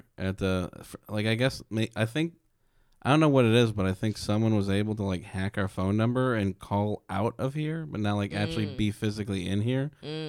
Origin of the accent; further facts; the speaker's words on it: London, United Kingdom; Oh, I'm from London.